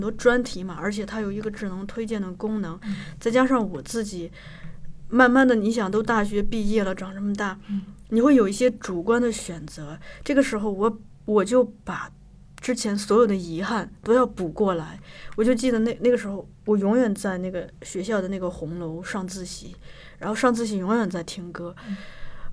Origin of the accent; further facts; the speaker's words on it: Shanxi, China; moved away; 我们老家山西也有过